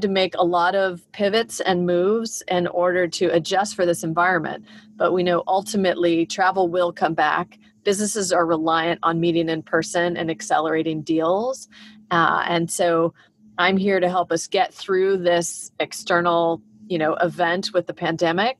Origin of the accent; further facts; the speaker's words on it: California, United States; also born or lived in Texas / Minnesota / Illinois / Belgium; I was born in Texas, and lived in Minnesota and Illinois for a brief amount of time. But most of my life, I've been in California.